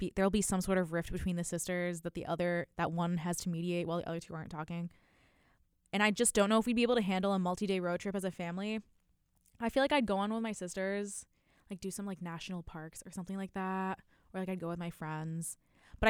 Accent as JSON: {"language": "English", "region": "Wisconsin", "country": "United States", "tie": "born or raised there", "said": "growing up in Wisconsin, like, all of the kids in my classes"}